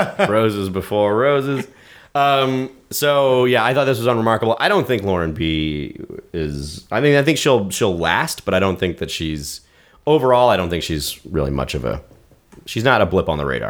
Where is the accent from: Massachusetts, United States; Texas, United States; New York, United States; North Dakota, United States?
Texas, United States; I think where I grew up specifically in Texas